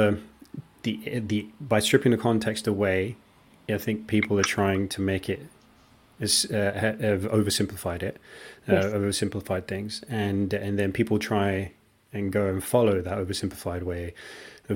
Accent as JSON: {"language": "English", "country": "India", "tie": "born or raised there", "said": "that's the country that I grew up in, we just had tons of rice."}